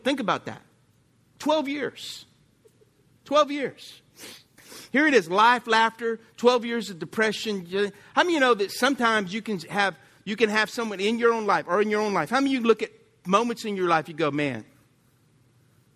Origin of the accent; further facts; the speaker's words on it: Lafayette, Louisiana, United States; I grew up in Lafayette